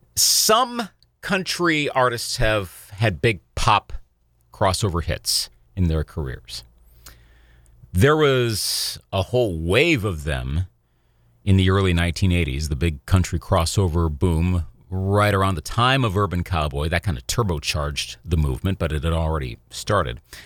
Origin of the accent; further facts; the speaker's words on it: Eau Claire, Wisconsin, United States; I remember being a sophomore at Memorial High School in Eau Claire, Wisconsin. This podcast is based my hometown